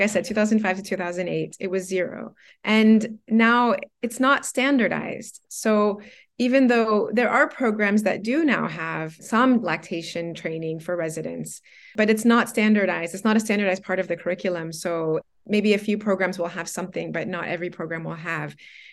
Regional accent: Florida, United States; now in Guangzhou, China; I'm from Florida originally, so the climate really got to me a lot. So anyways, yeah, so we moved to Guangzhou.

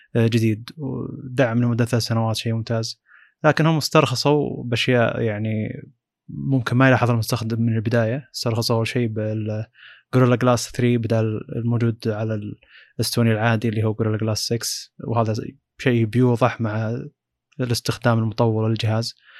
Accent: Saudi Arabia; عندنا في السعوديه

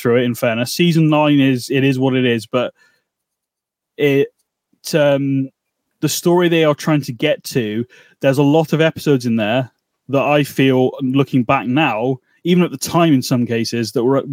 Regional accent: United Kingdom; we're British

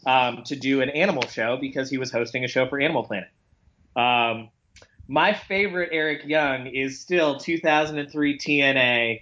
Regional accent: Charlotte, North Carolina, United States; I grew up in Charlotte.

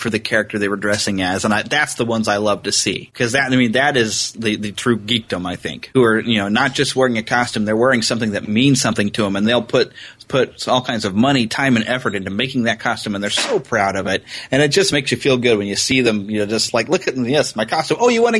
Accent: United States; I'm pure American

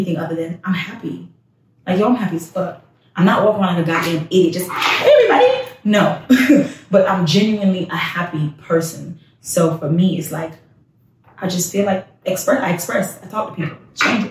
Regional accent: Trinidad & Tobago; now in Texas, United States; I'm not even Jamaican. I'm Trinidadian

